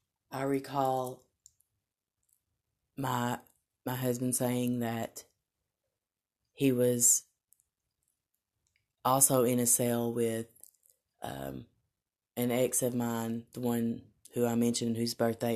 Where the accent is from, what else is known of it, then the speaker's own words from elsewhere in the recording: Tennessee, United States; accent: Southern; It kind of began to overcome my southern accent